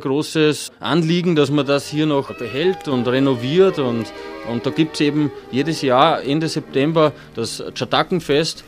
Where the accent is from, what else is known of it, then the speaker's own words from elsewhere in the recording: Halbturn, Burgenland, Austria; Bei uns in Halbturn ist speziell das Tschatakenfest